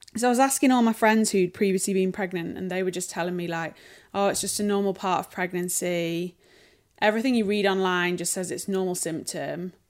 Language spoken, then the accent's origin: English; Sheffield, Yorkshire and the Humber, United Kingdom; accent: northern; also born or lived in London; I'm from Sheffield